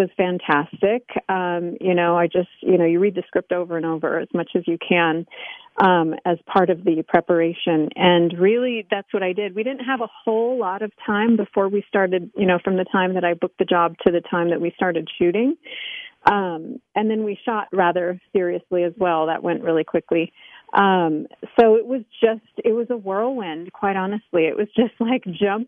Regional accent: Denver, Colorado, United States; also born or lived in Moscow, Russia / Los Angeles, California; now I'm back in Denver, Colorado, back in my hometown.

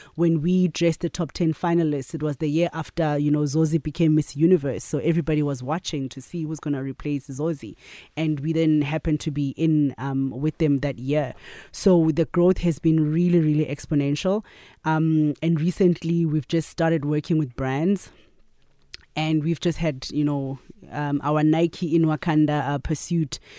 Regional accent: Katlehong, Gauteng, South Africa; also born or lived in KwaZulu-Natal; I grew up in Katlehong, so I'm a, I'm a Joburg girl

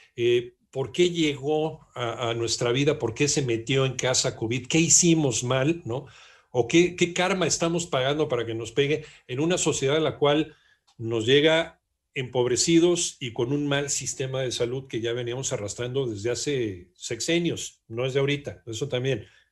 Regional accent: Mexico; nosotros como mexicanos

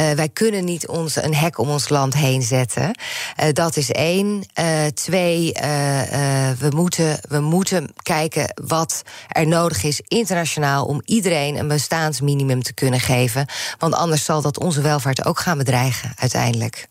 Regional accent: Netherlands

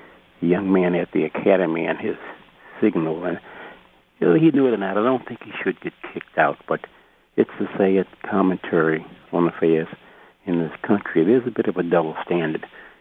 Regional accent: Baltimore, Maryland, United States; Black in the community, when I was growing up in Baltimore, Lafayette Avenue

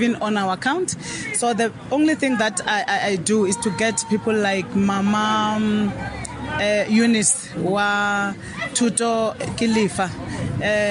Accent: South Africa; whatever I've done in my own country

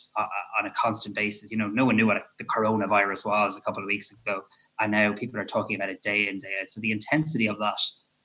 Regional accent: Ireland; that's what we do as Irish people.

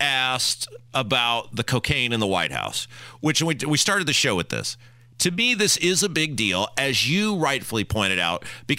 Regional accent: Cuba; You can't say that about me because, well, I'm from Cuba.

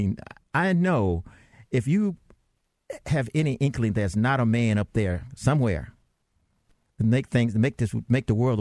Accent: Atlanta, Georgia, United States; also born or lived in Dalton, Georgia; growing up in the South and suburbs of Atlanta and Linwood Park, which people ask me where I'm from, I said Linwood Park.

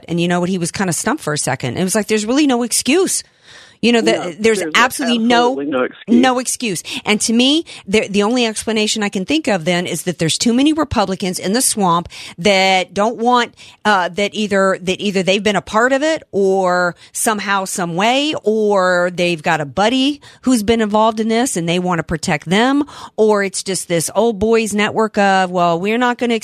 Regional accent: United States; as an American

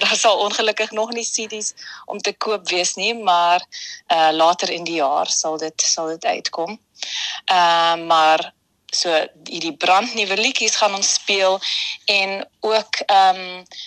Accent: Vienna, Austria; Ek is hier gebore in Wenen

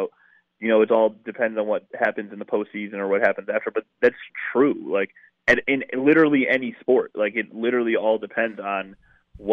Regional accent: Milwaukee, Wisconsin, United States; I'm from the South Side. I grew up over here where I grew up around more Cubs fans than Brewers fans

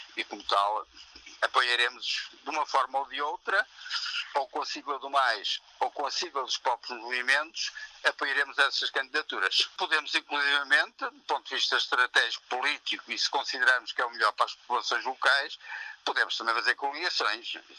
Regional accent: Maia, Porto District, Portugal; na Maia, que é a minha terra

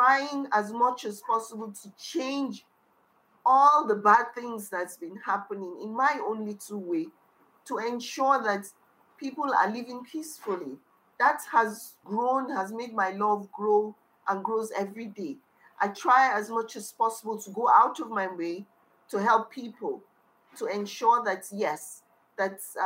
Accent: Kano, Kano State, Nigeria; also born or lived in Niger State; I was born and brought up in Kano, but I'm originally from the middle belt of Nigeria, which is from Niger State. I grew up in Kano

